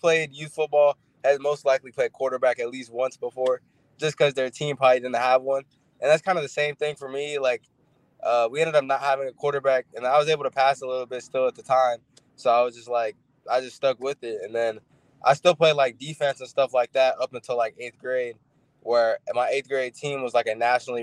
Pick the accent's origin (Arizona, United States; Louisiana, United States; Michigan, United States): Arizona, United States; Tucson; now in Phoenix, United States; I grew up mostly in Tucson.